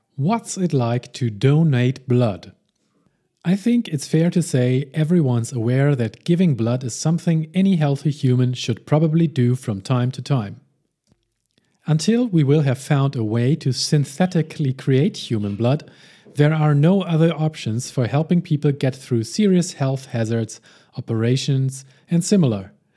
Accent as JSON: {"language": "English", "region": "Hamburg", "country": "Germany", "tie": "born or raised there", "said": "my hometown of Hamburg, Germany"}